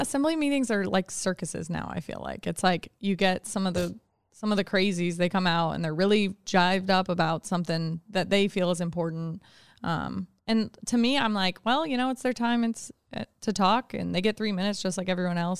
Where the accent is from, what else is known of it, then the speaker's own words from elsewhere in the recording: Anchorage, Alaska, United States; I grew up in Anchorage. I was born here, and I went to Diamond High School, graduated twenty ten